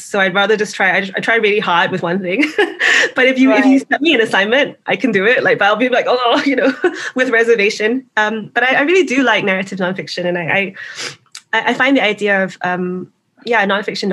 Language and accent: English; Singapore; when I was growing up in Singapore